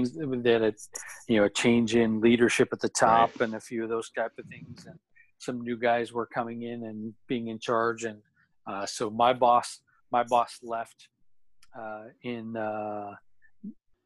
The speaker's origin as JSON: {"language": "English", "town": "Salt Lake City", "region": "Utah", "country": "United States", "tie": "born or raised there", "moved": "as an adult", "lives_now": "San Diego, United States", "said": "I grew up in Salt Lake City, Utah"}